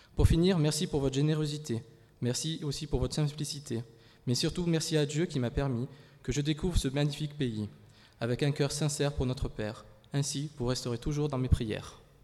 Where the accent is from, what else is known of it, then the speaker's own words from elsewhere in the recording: France; je viens de France, de l'église d'André et Sylvia